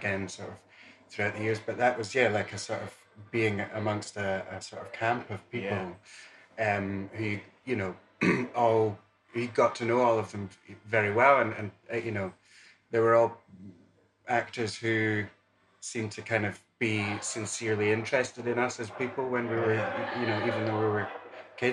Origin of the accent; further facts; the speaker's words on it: Dundee, Scotland, United Kingdom; growing up in Dundee Rep